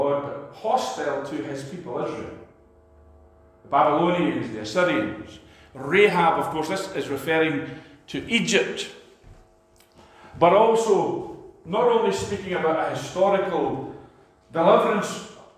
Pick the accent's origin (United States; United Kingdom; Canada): United Kingdom; Scotland; a Scot